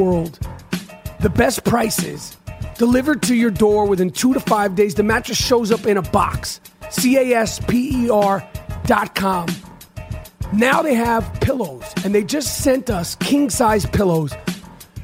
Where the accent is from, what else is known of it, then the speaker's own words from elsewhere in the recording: New York, United States; I'm a New Yorker